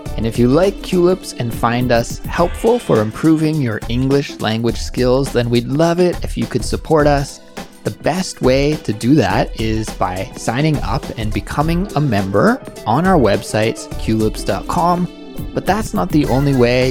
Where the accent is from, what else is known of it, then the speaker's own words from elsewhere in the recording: Kelowna, British Columbia, Canada; So we were driving from Kelowna, my hometown, to Seattle